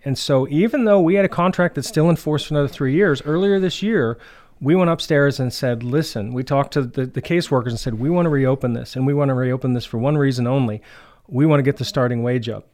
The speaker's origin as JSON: {"language": "English", "town": "Clearfield", "region": "Pennsylvania", "country": "United States", "tie": "born or raised there", "moved": "as an adult", "lives_now": "DuBois, United States", "said": "I was born and raised in Clearfield"}